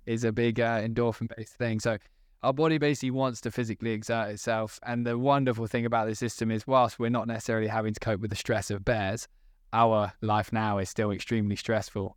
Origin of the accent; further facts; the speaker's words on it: United Kingdom; as British people